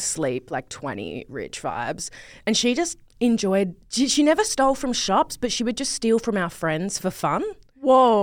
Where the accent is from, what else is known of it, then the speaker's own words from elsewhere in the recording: Perth, Western Australia, Australia; now in Melbourne, Australia; I grew up in Perth, Western Australia